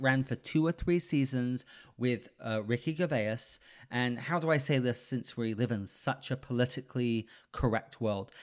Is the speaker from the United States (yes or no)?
no; United Kingdom; I'm British